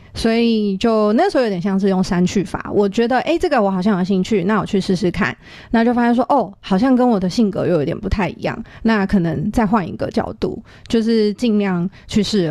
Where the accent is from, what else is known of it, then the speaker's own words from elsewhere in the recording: Taiwan; 我自己真的是就是土生土长的台湾土鸡